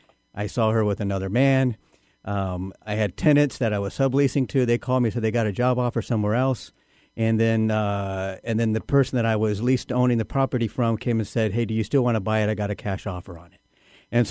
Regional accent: Guam; also born or lived in Oklahoma; I grew up on Guam. I was born in Oklahoma. My parents were teachers. We were raised on Guam. And I lived there for 32 years.

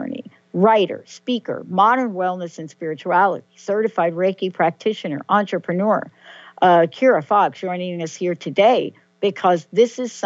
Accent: New York, United States; I'm a girl from New York

